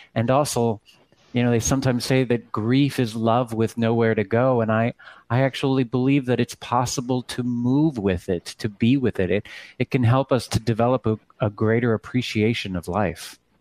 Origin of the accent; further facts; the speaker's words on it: Texas, United States; I come from Texas, and my my father had a church in Sugar Land